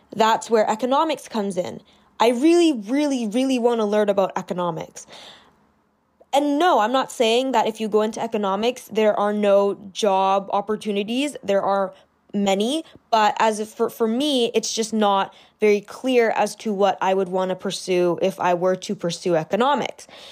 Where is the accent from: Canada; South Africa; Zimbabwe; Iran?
Canada; I live in Canada, I'm Canadian